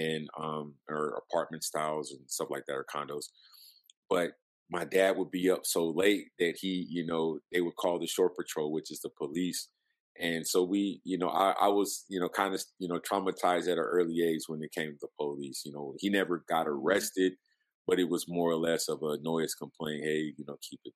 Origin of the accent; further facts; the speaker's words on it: San Diego, California, United States; also born or lived in Jacksonville, Florida; But I was raised in San Diego, California. My dad was in the Navy, so I pretty much lived there from 82 to 2000.